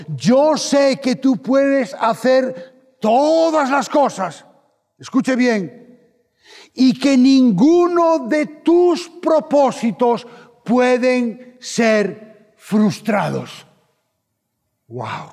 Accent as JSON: {"language": "Spanish", "country": "Spain"}